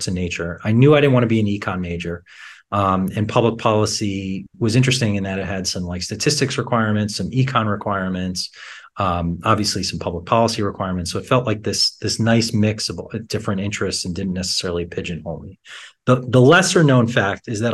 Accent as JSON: {"language": "English", "town": "New York City", "region": "New York", "country": "United States", "tie": "born or raised there", "also_born_or_lived": "Philadelphia, Pennsylvania", "said": "born in Philadelphia, but moved to the New York area when I was young at three."}